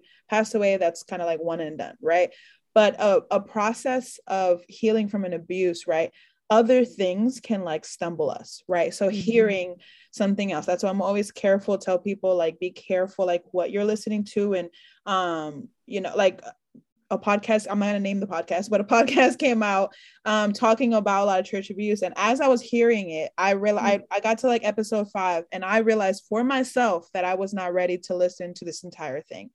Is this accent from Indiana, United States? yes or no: no; New York, United States; I'm from New York